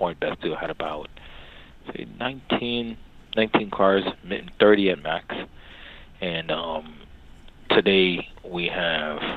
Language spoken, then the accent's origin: English; New York City, New York, United States; also born or lived in Jamaica; I'm originally from Jamaica. I migrated to the States when I was about 8 years old with my eldest sister, younger brother. Grew up in the South Bronx, close to Yankee Stadium.